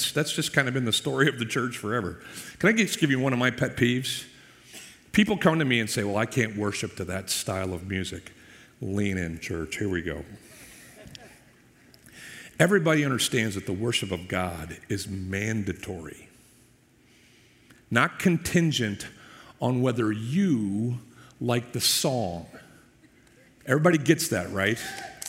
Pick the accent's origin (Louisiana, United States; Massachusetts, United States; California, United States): Massachusetts, United States; Boston; now in Tampa area, United States; I grew up in the Northeast with, Boston as kind of my town